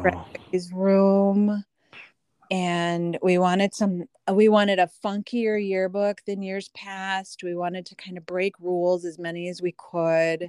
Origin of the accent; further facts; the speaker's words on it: Des Moines, Iowa, United States; moved away as an adult; also born or lived in Aurora, Illinois; now in LaGrange Park, United States; We didn't move to Des Moines till I was two and a half. So, overall, I was only in Des Moines seventeen years